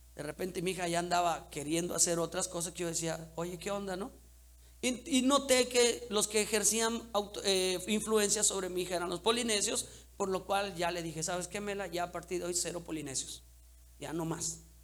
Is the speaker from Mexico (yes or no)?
yes; Cancún, Quintana Roo, Mexico; crecimos en Cancún.